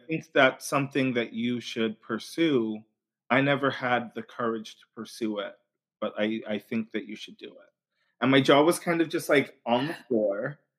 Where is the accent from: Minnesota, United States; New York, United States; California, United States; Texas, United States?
New York, United States; Long Island; now in Brooklyn, United States; I'm from Long Island, New York originally, now living in Brooklyn